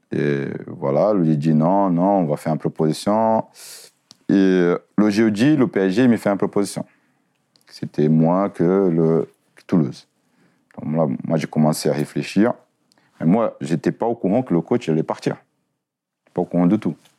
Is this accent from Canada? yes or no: no; Brazil; moved away as an adult; now in France; nous Brésiliens